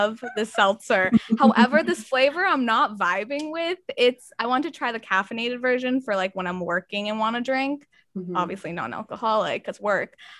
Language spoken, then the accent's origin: English; Connecticut, United States; I'm from Connecticut